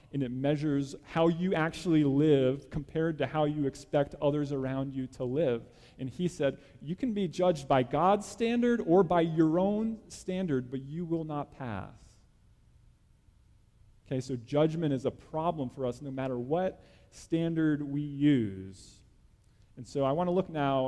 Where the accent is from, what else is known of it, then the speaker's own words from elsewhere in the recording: New Jersey, United States; I grew up in New Jersey, small town in New Jersey